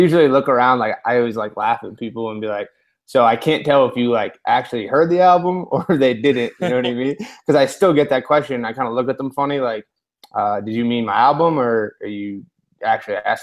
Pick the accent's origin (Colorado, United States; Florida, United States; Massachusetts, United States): Massachusetts, United States; Boston; I was born and raised in Charlestown, Massachusetts